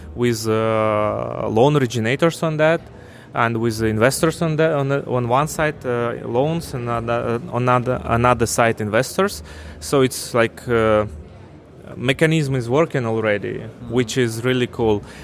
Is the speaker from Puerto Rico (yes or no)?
no; Ukraine; moved away as an adult; also born or lived in Russia / Moscow; I'm from Ukraine originally.